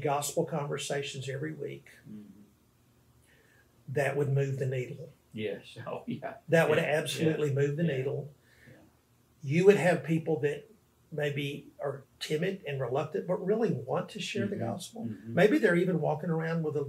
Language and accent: English; Arkansas, United States; moved away as an adult; now in New Orleans, United States; I'm from Arkansas, but I've lived here in this city for 15 years.